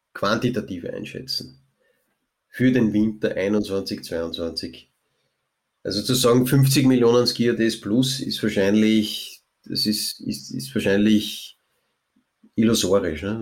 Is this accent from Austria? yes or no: yes; Lower Austria, Austria; bei uns in Niederösterreich